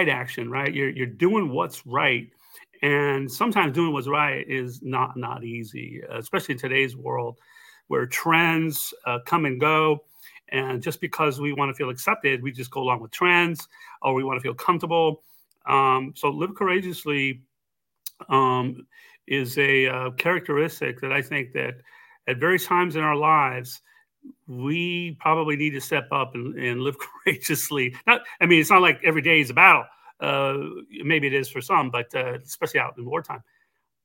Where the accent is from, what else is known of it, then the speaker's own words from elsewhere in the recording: Texas, United States; growing up in Texas